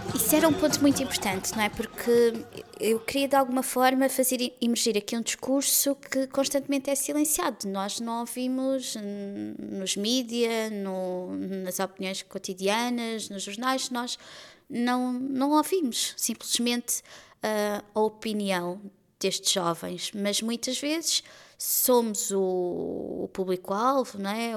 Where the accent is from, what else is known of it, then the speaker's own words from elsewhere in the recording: Lisbon, Portugal; Considero-me uma afrolisboeta, que é a cidade onde nasci, atualmente é a cidade onde vivo